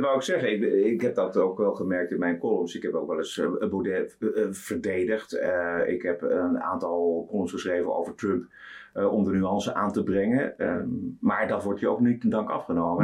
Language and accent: Dutch; Amsterdam, North Holland, Netherlands; geboren in Oude aan de Amstel en eh, eigenlijk opgegroeid in Amsterdam, gestudeerd in Amsterdam